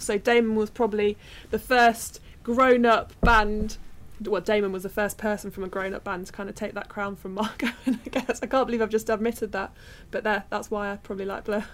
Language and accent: English; Midlands, United Kingdom; I'm from the Midlands